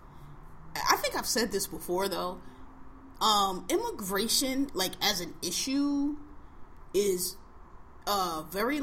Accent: United States; I was born in America

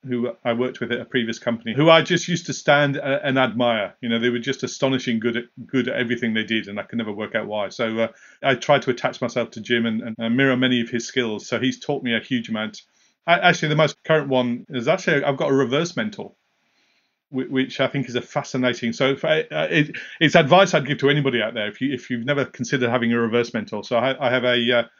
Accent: Kingston, Jamaica; moved away; also born or lived in North East England; I was born and raised in Kingston, Jamaica

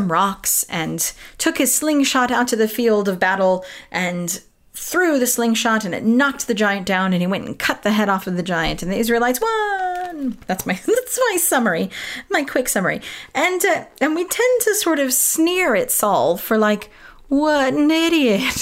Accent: Southern California, United States; moved away as an adult; now in United Kingdom; I was born and raised in Southern California. I've lived in this country, though, for like 18 years now.

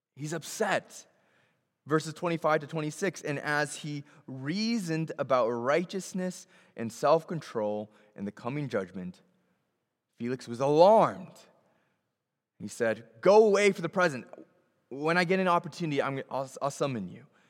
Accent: Boston, Massachusetts, United States; I grew up in Boston

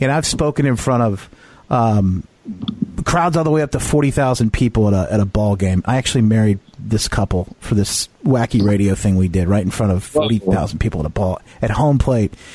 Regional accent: Michigan, United States; my hometown where I'm at right now

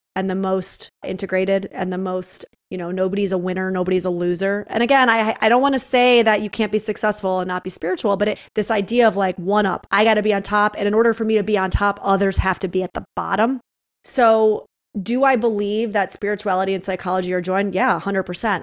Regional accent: upstate New York, United States; moved away as an adult; now in Los Angeles, United States; I knew I had to get out of my hometown, like, I'm from a smaller town upstate New York

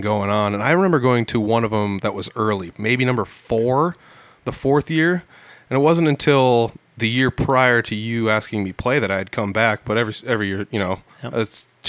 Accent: Humboldt, Iowa, United States; I'm from Humboldt. This is kind of where I was born and raised.

